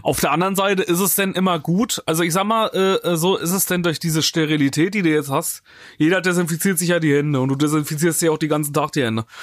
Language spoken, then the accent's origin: German; near Hildburghausen, Thuringia, Germany; now in Cologne, Germany; ich wohne, komme ja nicht direkt aus Hildburghausen, aber aus der Nähe von Hildburghausen